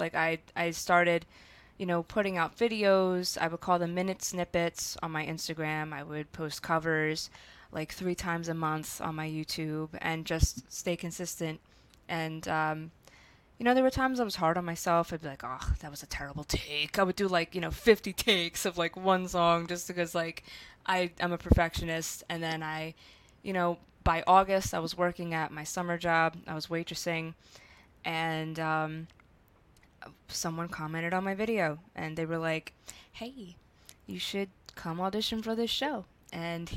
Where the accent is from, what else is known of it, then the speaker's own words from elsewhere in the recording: Philadelphia, Pennsylvania, United States; accent: South Philly; now in Los Angeles, United States; I'm from South Philly. It'll never leave. I don't care if I'm living in LA for like the next 10 years